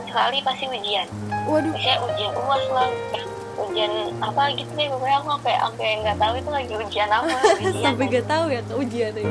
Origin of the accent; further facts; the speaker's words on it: Aceh, Indonesia; aku kan sebenarnya tuh mau kuliah di Aceh karena aku orang Aceh